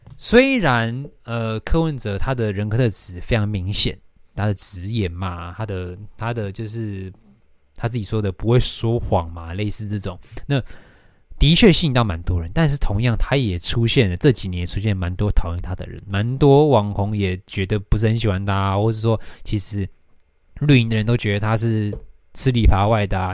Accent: Taoyuan, Taiwan; 桃园是我出生的地方

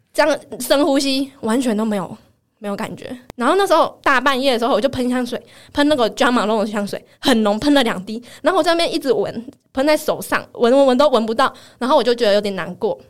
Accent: Taiwan; accent: Taiwanese-accented Mandarin (臭林呆); 或者像我讲话比较没有那么字正腔圆， 就比较没有像这样子，然后比较没有大陆腔

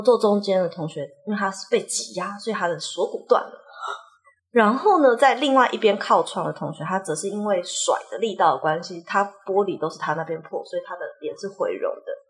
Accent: Taipei, Taiwan; moved away; also born or lived in Mexico / Spain; 我们就是台北人，然后台北人就是你知道，也不太会跟亲戚有什么连结

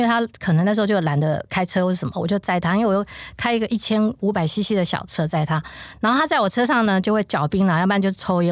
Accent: Taoyuan, Taiwan; moved away as an adult; also born or lived in Hualien; 我是桃园人

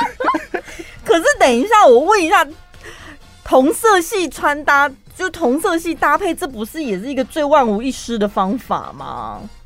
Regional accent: Taiwan; 我从台湾出道，我在台湾出生

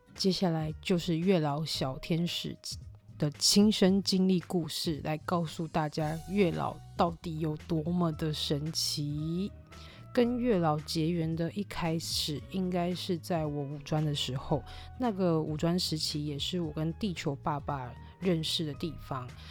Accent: Tainan, Taiwan; moved away as an adult; now in Taoyuan, Taiwan; 本身是台南人关系，我只是嫁桃园嘛

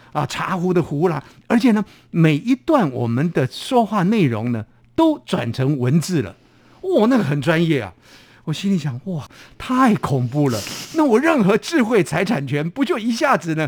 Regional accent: Taiwan; accent: Taiwanese Hokkien; 这个我们家乡话啊，其实有时候在运用语言的时候，我会跟家乡话连接在一块儿。我们的家乡话呢，讲茶茶叶呢叫做茶米

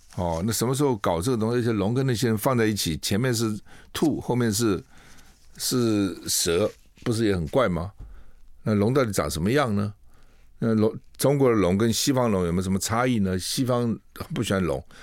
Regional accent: Taiwan; 我们台湾人

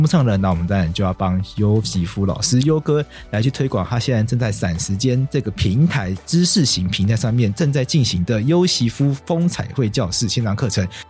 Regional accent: Taipei, Taiwan; also born or lived in Taitung; 就后来都在台北长大，然后常常被我爸带回去，这两边这样带来带去，对台东还算蛮熟的，很喜欢。

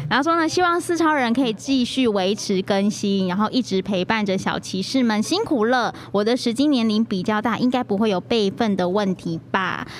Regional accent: southern Taiwan, Taiwan; 我们南部吃的长年菜是菠菜

